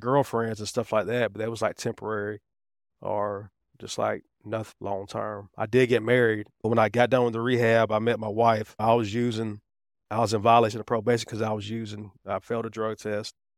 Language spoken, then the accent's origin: English; Riverdale, Georgia, United States; also born or lived in Atlanta, Georgia / East Point, Georgia; I was raised in Riverdale, which is right below